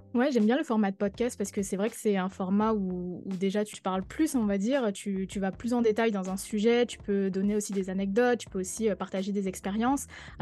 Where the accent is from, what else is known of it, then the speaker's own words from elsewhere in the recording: Guadeloupe; moved away; also born or lived in Paris; je suis guadeloupéenne